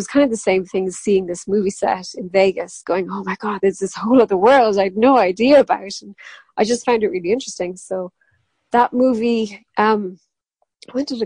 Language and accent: English; Ireland; accent: Irish; everybody else was English and it was me with my Irish accent.